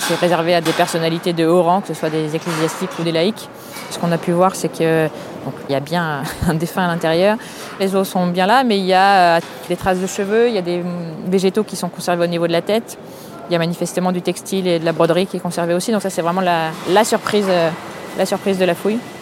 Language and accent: French; Paris, Île-de-France, France; Je suis parisienne, je suis née à Paris, j'ai toujours vécu à Paris